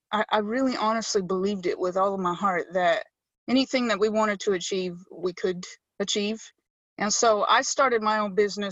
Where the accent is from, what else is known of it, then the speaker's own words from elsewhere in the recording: United States; now in United Kingdom; in America, I'm an American